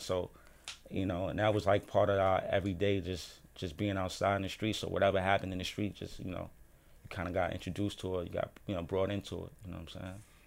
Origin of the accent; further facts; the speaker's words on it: New York City, New York, United States; Born and raised in Harlem